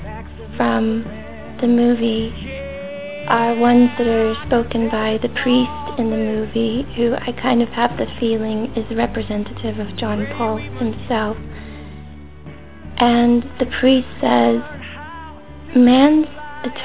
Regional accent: United States; I'm from America

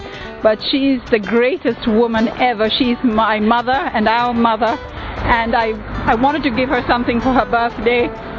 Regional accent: Sidcup, London, United Kingdom; I'm from Sidcup in Kent

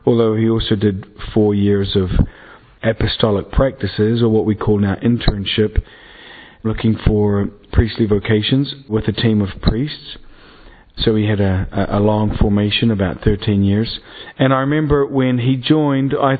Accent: Dunedin, Otago, New Zealand; moved away; I am a priest from Dunedin, New Zealand, which is the end of the earth, or as we like to think of it, the beginning of the world

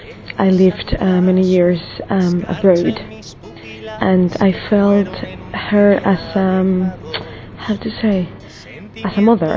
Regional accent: Mexico; moved away as an adult; I'm from Mexico.

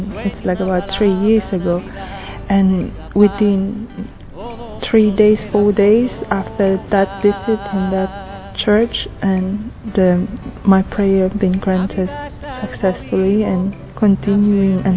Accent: Philippines; now in Australia; Originally, I'm from Philippines

